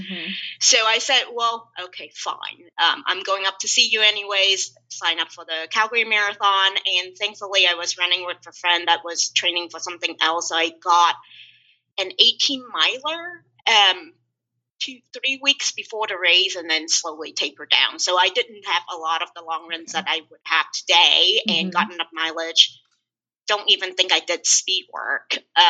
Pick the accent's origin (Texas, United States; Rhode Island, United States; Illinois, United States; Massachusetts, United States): Texas, United States; Houston; even though I grew up in Houston and have a lot of friends